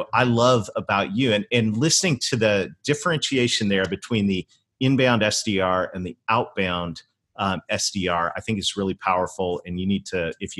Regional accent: Canada; moved away; I actually was born and raised in Canada

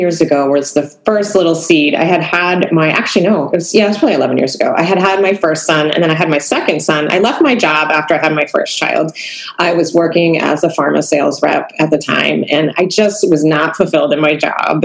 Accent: Cape Cod, Massachusetts, United States; I grew up on Cape Cod, where I live now

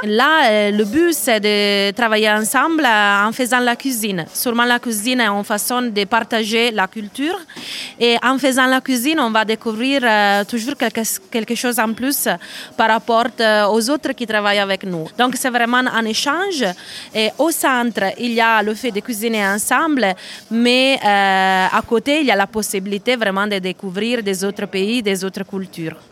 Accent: Turin, Piedmont, Italy; French is a second language; je viens de Turin

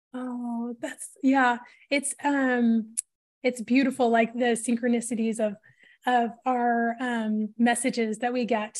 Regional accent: Portland, Oregon, United States; grew up in the northwest of the U S, and so, um, in the Portland, Oregon area

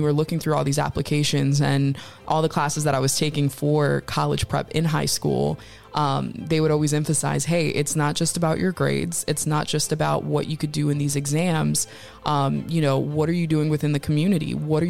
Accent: Connecticut, United States; I grew up in Connecticut.

